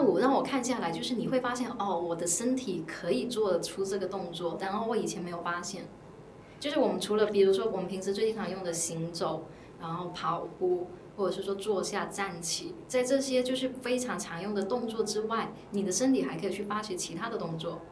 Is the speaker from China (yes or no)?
yes; Guangdong, China; now in Shanghai, China; 我在上海，因为我是广东人